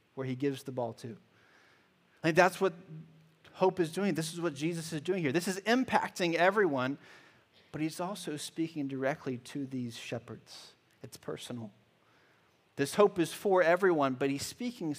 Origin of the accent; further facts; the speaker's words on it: Charlotte, North Carolina, United States; I grew up in Charlotte, North Carolina